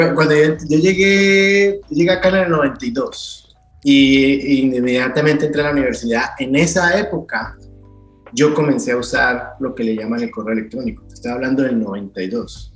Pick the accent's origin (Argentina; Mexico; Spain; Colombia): Colombia; Cali, Valle del Cauca; moved away as an adult; now in United States; cuando estaba creciendo, creciendo en Santa Elena